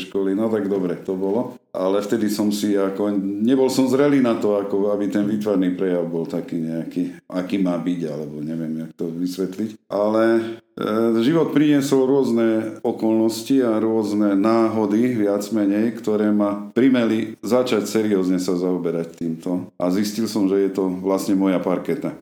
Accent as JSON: {"language": "Slovak", "town": "Košice", "region": "Košice Region", "country": "Slovakia", "also_born_or_lived": "Stará Ľubovňa", "moved": "as an adult", "lives_now": "Hniezdne, Slovakia", "said": "Pochádzam z Košíc pôvodne a koncom sedemdesiatych rokov som sa presťahoval aj s rodinou do týchto končín"}